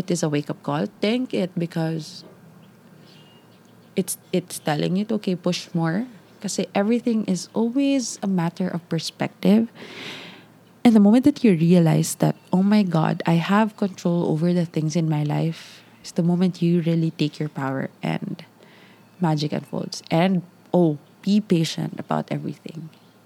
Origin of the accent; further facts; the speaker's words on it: Davao City, Davao Region, Philippines; I'm from Ma'a.